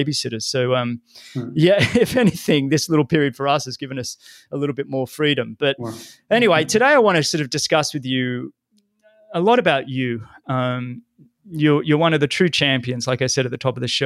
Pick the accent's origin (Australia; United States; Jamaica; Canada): Australia; Sydney, New South Wales; growing up in Sydney